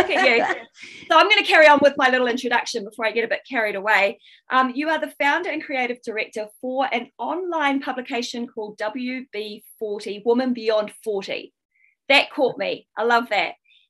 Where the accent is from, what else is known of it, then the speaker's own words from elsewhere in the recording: Wellington, New Zealand; So I grew up in Wellington, New Zealand.